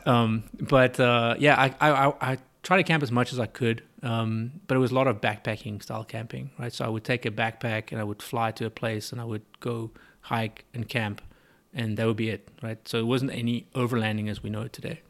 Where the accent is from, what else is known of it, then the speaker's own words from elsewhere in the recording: South Africa; moved away as an adult; also born or lived in South Texas; now in Katy, United States; I was born and bred in South Africa